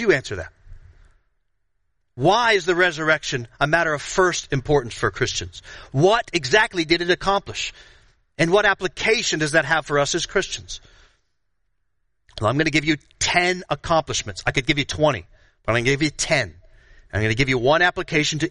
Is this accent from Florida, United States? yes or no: yes; Florida, United States; I grew up in Florida